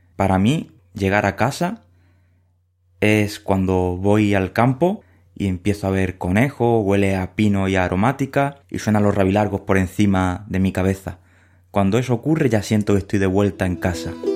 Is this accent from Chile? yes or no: no; Huelva, Andalusia, Spain; moved away; Crecí en Huelva